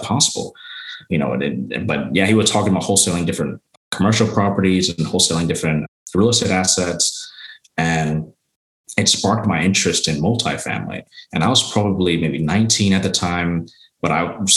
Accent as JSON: {"language": "English", "town": "Arlington", "region": "Texas", "country": "United States", "tie": "born or raised there", "said": "born and raised in Arlington, Texas."}